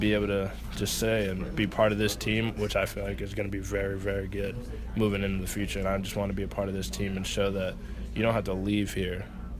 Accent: New England, United States; I'm from New England.

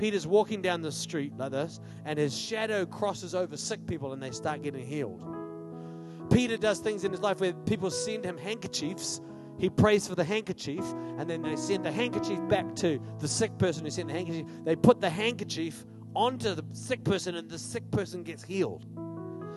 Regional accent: Australia; now in New Zealand; The town I grew up in Australia, 20%, 22% unemployment.

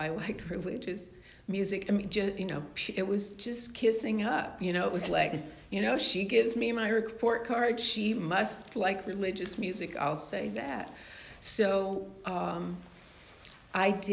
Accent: the South, United States; I grew up in the South in sort of a religious household

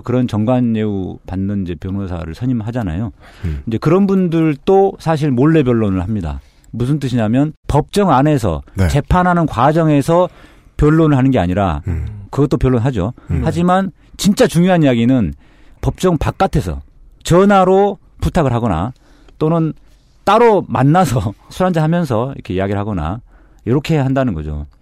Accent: Mokpo, South Jeolla, South Korea; moved away; 제가 목포에서 태어나서 고등학교까지 졸업을 했거든요.

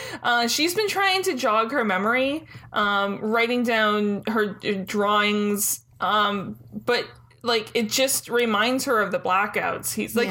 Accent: Detroit area, Michigan, United States; I say I'm from Detroit, and I'm not from Detroit.

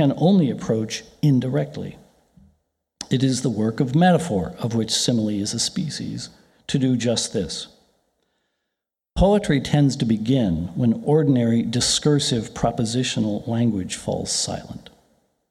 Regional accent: Ireland; I'm Irish

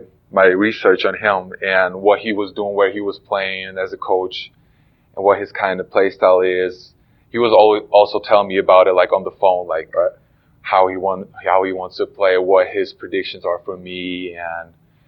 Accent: Germany; English is a second language; moved away as an adult; now in United States; So my roots are Ukrainian, but I was raised in Germany

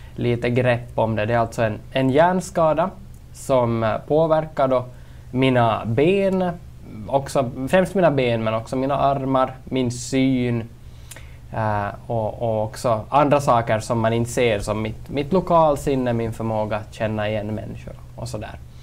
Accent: Kolby, Ostrobothnia, Finland; also born or lived in Turku / Jakobstad; now in Vaasa, Finland; född och uppvuxen i Kolby

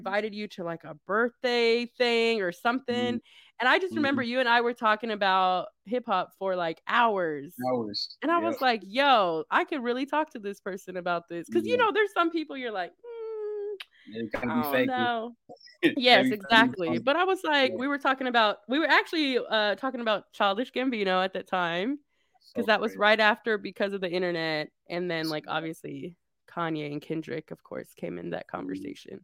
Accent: Arlington, Texas, United States; I went to an Arlington high school

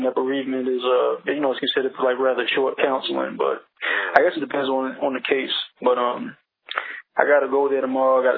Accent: Baltimore, Maryland, United States; moved away; I'm from Baltimore

